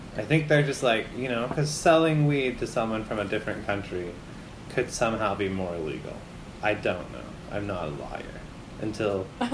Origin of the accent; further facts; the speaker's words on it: Spokane, Washington, United States; we're from Spokane